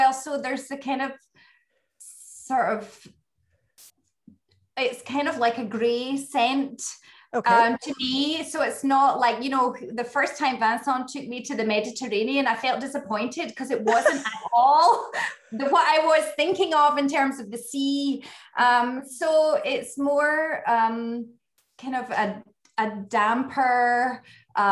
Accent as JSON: {"language": "English", "region": "west coast of Scotland", "country": "United Kingdom", "tie": "born or raised there", "also_born_or_lived": "French Riviera, France", "accent": "Scottish", "moved": "as an adult", "lives_now": "Grasse, France", "said": "I grew up my whole life in Scotland. You know, all my family are there. And I grew up on the west coast of Scotland"}